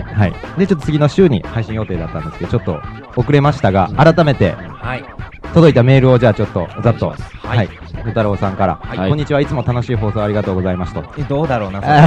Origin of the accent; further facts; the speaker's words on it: Kansai, Japan; moved away as an adult; 関西なんで、うんで、就職で、あのーこっち来させてもらってて